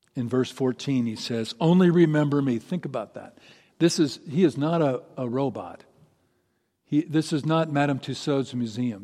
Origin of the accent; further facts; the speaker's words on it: Seattle, Washington, United States; my hometown, in my town, Seattle.